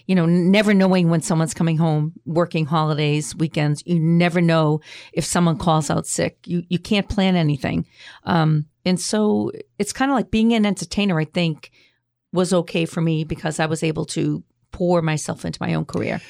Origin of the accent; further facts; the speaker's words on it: Boston, Massachusetts, United States; I grew up in the North End, which is down the street from there.